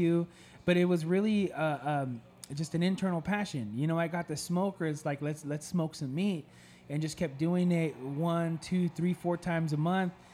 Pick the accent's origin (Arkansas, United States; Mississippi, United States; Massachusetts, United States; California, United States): California, United States; Castroville; now in Salinas, United States; I was born and raised in Castroville